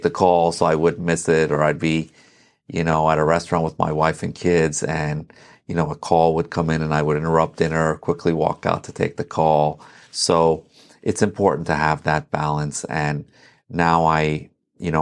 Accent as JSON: {"language": "English", "town": "Herndon", "region": "Virginia", "country": "United States", "tie": "born or raised there", "also_born_or_lived": "Iran / Reston, Virginia", "lives_now": "Sterling, United States", "said": "So I grew up in Herndon, lived in Reston for 15 years after"}